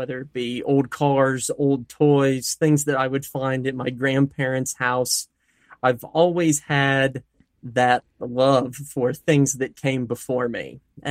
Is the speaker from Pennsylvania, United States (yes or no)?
yes; Altoona, Pennsylvania, United States; Yeah, I'm from the Altoona, Pennsylvania area.